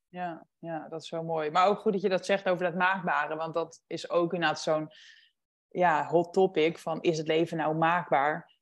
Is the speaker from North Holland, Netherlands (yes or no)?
yes; Huizen, North Holland, Netherlands; moved away as an adult; also born or lived in Amsterdam; mijn bijbaantje en mijn sport in huizen waar ik ben opgegroeid